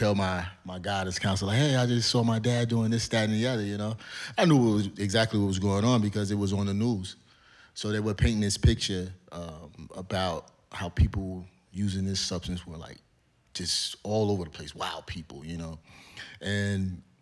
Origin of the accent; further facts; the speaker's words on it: Cleveland, Ohio, United States; moved away as an adult; now in Georgia, United States; I grew up in Cleveland. I'm on the east side, in the inner city